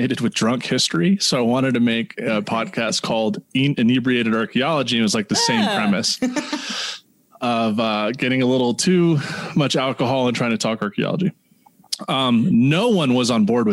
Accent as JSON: {"language": "English", "region": "Northern Virginia", "country": "United States", "tie": "born or raised there", "also_born_or_lived": "Wyoming", "moved": "as an adult", "lives_now": "Boulder, United States", "said": "growing up in Northern Virginia, always going to the Smithsonian"}